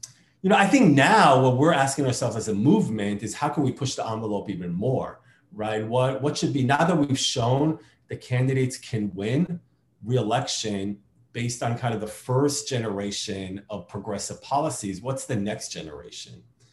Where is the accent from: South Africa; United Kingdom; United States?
United States; New York City, New York; I grew up in New York City, right? I mean, I remember living in New York City during the Giuliani years, right? During the Bloomberg years